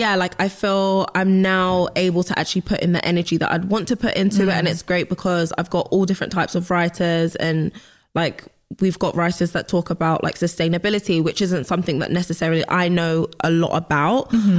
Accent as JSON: {"language": "English", "region": "London", "country": "United Kingdom", "tie": "born or raised there", "said": "West London."}